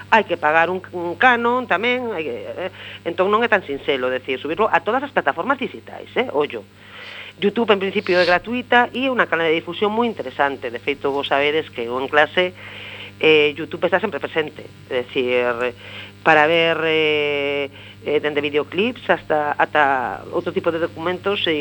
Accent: Vigo, Galicia, Spain; first language Spanish; Galician is a second language; also born or lived in Santiago de Compostela; Eu son, eh, a miña lengua materna, eu son nacín en Vigo. Eh, eh, os meus, a, meu, a, a miña nai, o meu pai, educaronme en, en, en castelán. Eh, a miña lingua materna de feito é o castelán

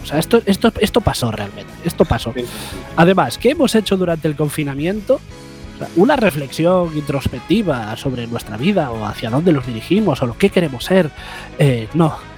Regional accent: Galicia, Spain; siendo gallegos como somos

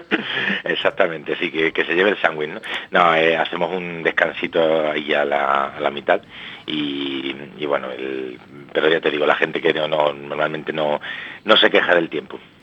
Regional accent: Málaga, Andalusia, Spain; now in Madrid, Spain; yo soy de Málaga, pero pero llevo ya aquí muchos años en Madrid

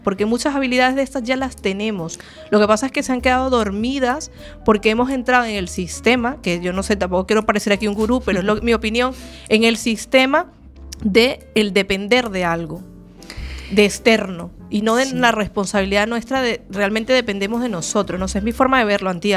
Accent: Venezuela; now in Galicia, Spain; yo nací en Venezuela, pero ya llevo 11 años en Galicia

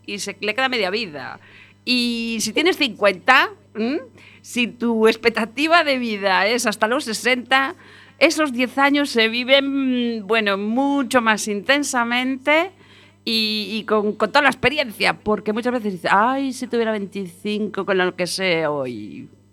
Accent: Galicia, Spain; como buena gallega

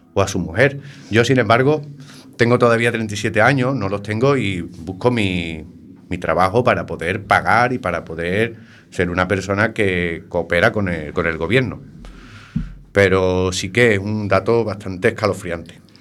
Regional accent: Algeciras, Andalusia, Spain; moved away as an adult; now in A Coruña, Spain; mi pueblo, ¿no? Algeciras, Cádiz

